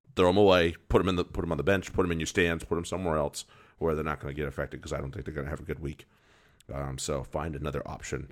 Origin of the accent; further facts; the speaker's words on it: United States; you and I being an American rugby fan